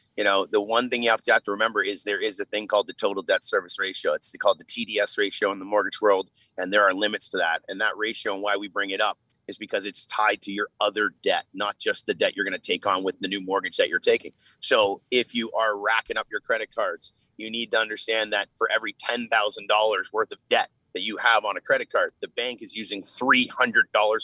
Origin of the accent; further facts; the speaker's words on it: Canada; as a Canadian